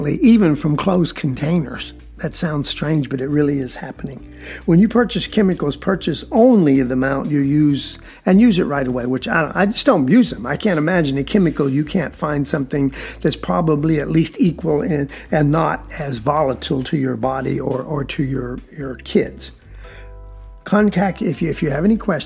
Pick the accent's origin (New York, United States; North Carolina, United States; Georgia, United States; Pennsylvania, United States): Georgia, United States; South; I'm from South Georgia